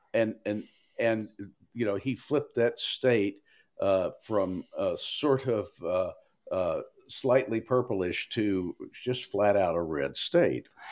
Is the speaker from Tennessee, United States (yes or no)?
yes; Tennessee's 5th congressional district, United States; now in Maryland, United States; I was born and raised in Tennessee Five